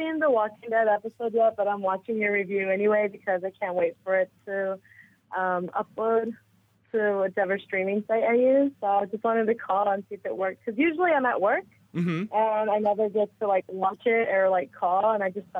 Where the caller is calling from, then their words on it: South Korea; I'm calling from Korea.